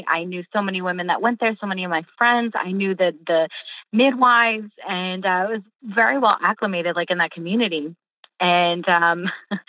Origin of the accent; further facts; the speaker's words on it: California, United States; first language English and Portuguese; now in Tampa, United States; I was born in California, but my mom was fresh from Rio, and she didn't speak much English. So my first language was both, actually